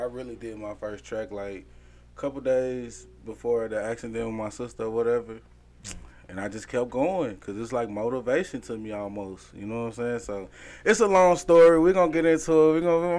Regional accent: Cotton Plant, Arkansas, United States; I'm from a small town called Kind Plant, Arkansas.

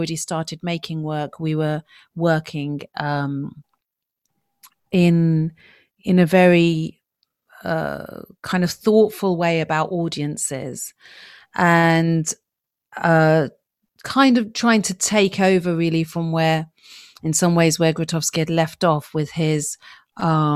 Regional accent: Yemen; I come from Yemen and I was brought up around the cultural practices of my family home, of my origins.

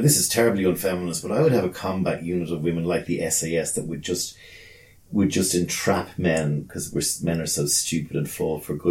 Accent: Ireland; as Irish people

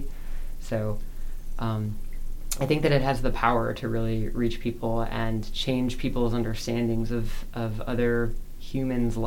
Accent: Wisconsin, United States; also born or lived in Brooklyn, New York; now in Columbus, United States; my parents found themselves in Wisconsin, which is not a particularly Catholic place. And they baptized me Catholic

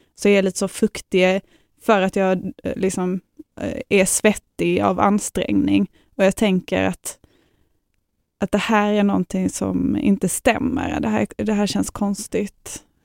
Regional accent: Lund, Skåne, Sweden; Jag bor här i Lund och jag är från Lund

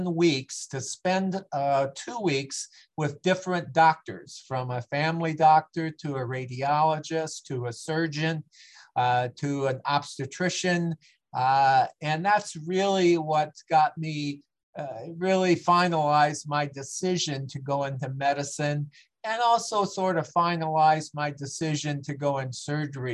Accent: Aurora, Illinois, United States; moved away as an adult; also born or lived in Centralia, Illinois / Clinton, Illinois; moved into Aurora, Illinois in 1957, and basically grew up there, which is about 40 miles west of Chicago.

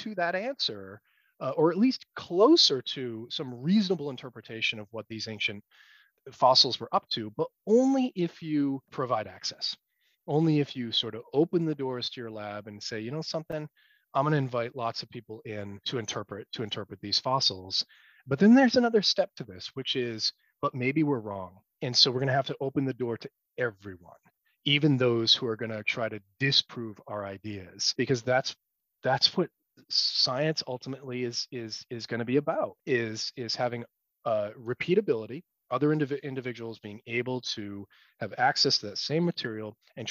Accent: United States; as an American scientist

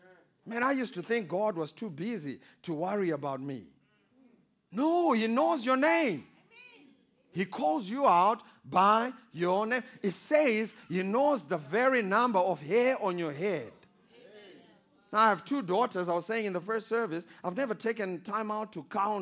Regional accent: Kwekwe, Midlands, Zimbabwe; I was born in Zimbabwe, small country of Zimbabwe, in a small town called Kwekwe

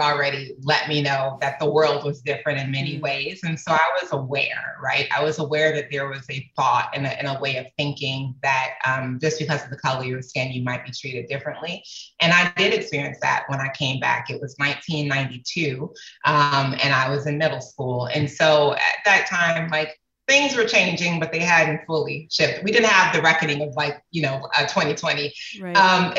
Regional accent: Atlanta, Georgia, United States; also born or lived in Rotterdam, Netherlands / Germany; I was raised in Atlanta, Georgia, but I was also raised in Rotterdam, Holland. And I was made in Germany. I spent my first year of life in Germany.

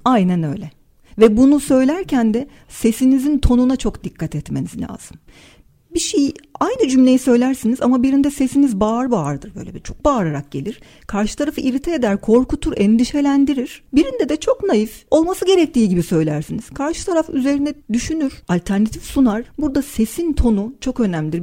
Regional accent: Turkey; Türküz, e, Türk, e, Türkçe konuşuyoruz

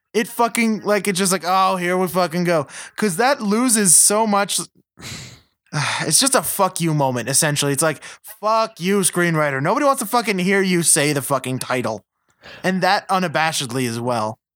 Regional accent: Western United States, United States; I'm from Western United States. Westernish.

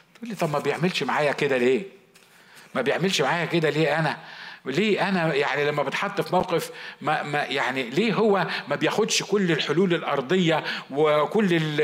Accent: Upper Egypt, Egypt; moved away; انا صعيدي

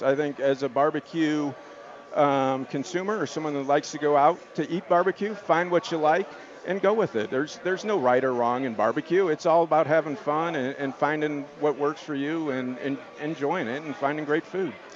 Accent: Missouri, United States; now in Denver, United States; I grew up in Missouri, so I'm you know from the Midwest

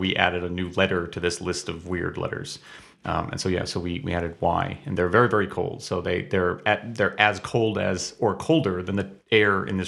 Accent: Ludlow, Massachusetts, United States; moved away as an adult; also born or lived in Hawaii; now in Toledo, United States; I'm from Western Massachusetts, a small town named Ludlow

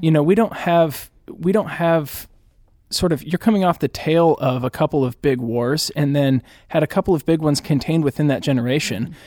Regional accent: Indianapolis, Indiana, United States; now in Chicago, United States; I grew up in the Indianapolis area, although I consider Chicago my home now

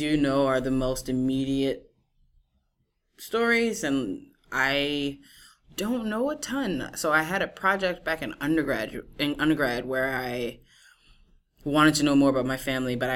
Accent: New Orleans, Louisiana, United States; moved away as an adult; also born or lived in Washington, D.C.; now in New York City, United States; I'm originally from Louisiana

